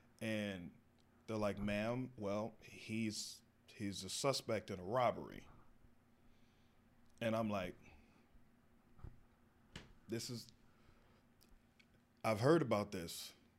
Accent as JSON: {"language": "English", "region": "the South", "country": "United States", "said": "You know, I'm from the South, we all got, you know, but they were into that."}